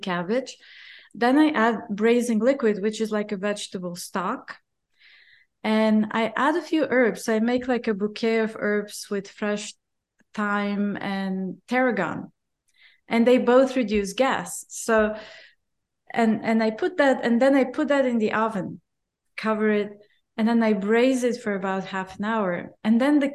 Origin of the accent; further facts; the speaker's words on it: Bulgaria; I grew up in Bulgaria